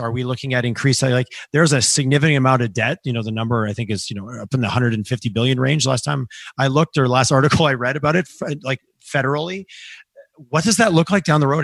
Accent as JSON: {"language": "English", "region": "Quebec", "country": "Canada", "tie": "born or raised there", "moved": "yes", "said": "growing up in Quebec"}